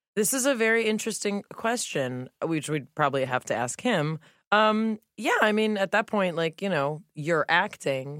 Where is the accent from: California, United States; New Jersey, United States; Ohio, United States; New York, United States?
California, United States; Los Angeles; I grew up in the Melrose Fairfax area here in L